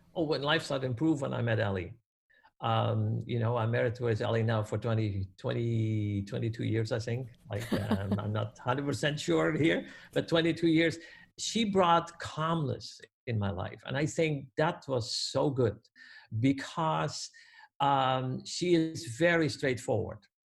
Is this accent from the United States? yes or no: no; Netherlands; born or raised there; moved away as an adult; now in Canada